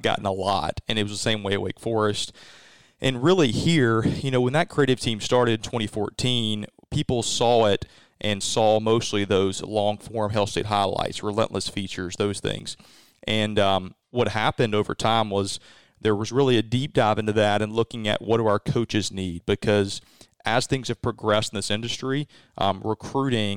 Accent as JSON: {"language": "English", "region": "Mississippi", "country": "United States", "tie": "born or raised there", "also_born_or_lived": "Winston-Salem, North Carolina", "lives_now": "Starkville, United States", "said": "being a third-generation Mississippi State graduate, growing up in Mississippi, all my experience was Mississippi State"}